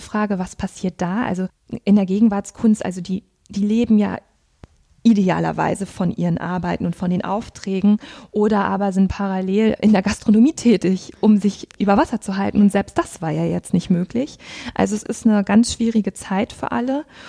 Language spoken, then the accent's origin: German; Rostock, Mecklenburg-Vorpommern, Germany; moved away as an adult; also born or lived in Greifswald / Berlin; now in Münster, Germany; Ich bin in Rostock geboren worden und habe dann in Greifswald und dann in Berlin Kunst und Bildgeschichte studiert.